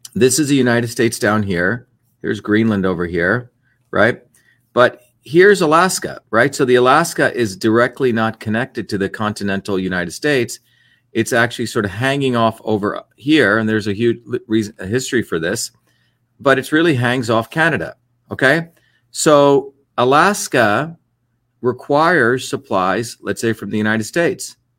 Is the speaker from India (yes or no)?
yes; India; moved away; I grew up in a country which had, was called the untouchables, okay, which is what we were considered, right? The people that were dirty people, right? Um, a caste system in India